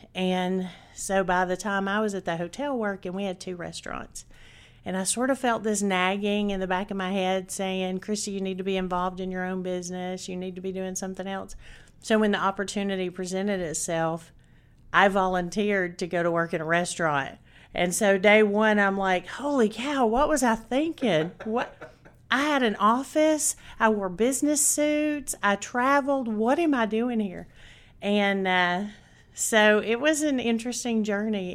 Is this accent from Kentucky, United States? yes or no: no; Chattanooga, Tennessee, United States; I was born and raised in Chattanooga, Tennessee